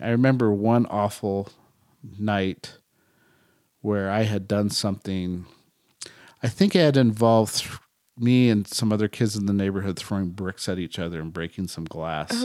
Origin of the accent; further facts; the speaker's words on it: Bay Area, California, United States; me growing up in the Bay Area